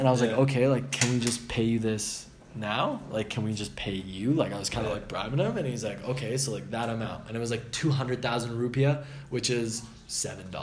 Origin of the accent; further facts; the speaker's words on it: Canada; we're from Canada